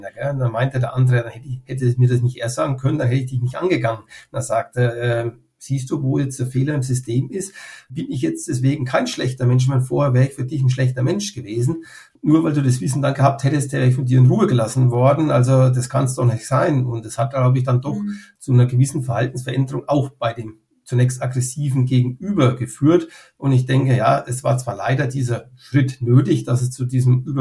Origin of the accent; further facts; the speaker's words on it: Bavaria, Germany; ich stamme aus dem Unterfränkischen, ähm, aus einer Gemeinde aus dem Landkreis Schweinfurt.